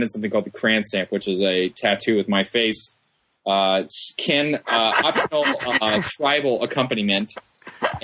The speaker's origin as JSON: {"language": "English", "town": "Columbus", "region": "Ohio", "country": "United States", "said": "I'm from Columbus, Ohio"}